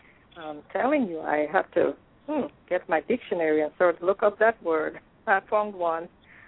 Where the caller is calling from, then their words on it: Florida, United States; Yes. I am calling from Florida.